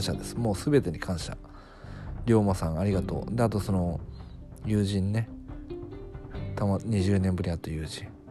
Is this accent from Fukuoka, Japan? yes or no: yes; Fukuoka, Japan; moved away; 福岡地元の福岡に帰ったんですけど